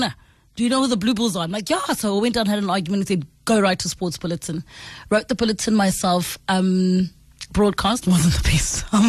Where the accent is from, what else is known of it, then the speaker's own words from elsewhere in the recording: Pretoria, Gauteng, South Africa; I'm from Pretoria, man, and I think in general people from Pretoria like house music and some good sporting action